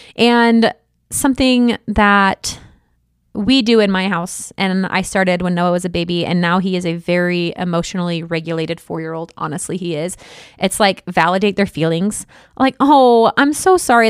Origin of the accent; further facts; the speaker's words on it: Midwest, United States; I'm from the Midwest